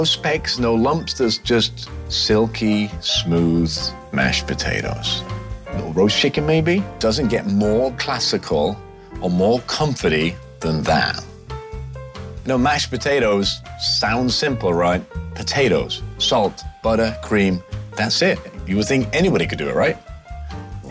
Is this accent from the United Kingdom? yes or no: yes; England, United Kingdom; I'm English. We eat mashed potatoes